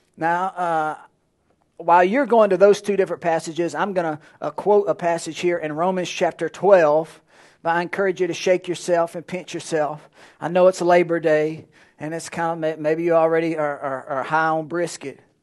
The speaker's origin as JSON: {"language": "English", "town": "Alexandria", "region": "Louisiana", "country": "United States", "tie": "born or raised there", "moved": "yes", "lives_now": "Lake Charles, United States", "said": "I grew up in Alexandria"}